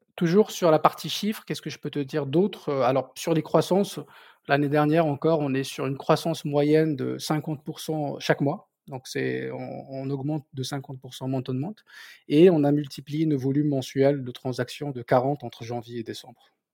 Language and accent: French; southern Morocco, Morocco; first language Berber; French is a second language; moved away as an adult; also born or lived in Orléans, France; now in France; je, suis né au sud du Maroc, d'une famille de commerçants du Sahara